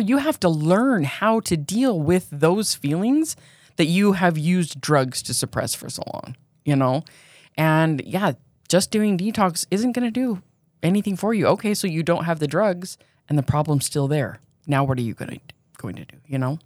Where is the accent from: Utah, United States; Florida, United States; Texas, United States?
Utah, United States; Pleasant Grove; also born or lived in Provo, Utah; I grew up in Pleasant Grove. I lived there until I was fourteen, and then I moved to Provo.